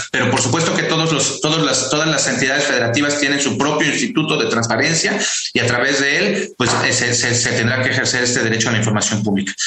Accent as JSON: {"language": "Spanish", "region": "Mexico City", "country": "Mexico", "said": "yo soy capitalino igual que todas y todos nosotros"}